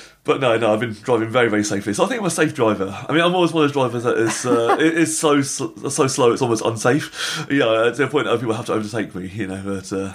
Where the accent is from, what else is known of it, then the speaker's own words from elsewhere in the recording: England, United Kingdom; we're English